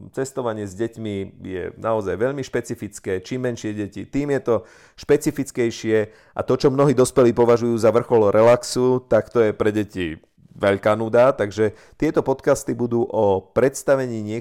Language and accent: Slovak; Slovakia; ja pochádzam z Tatier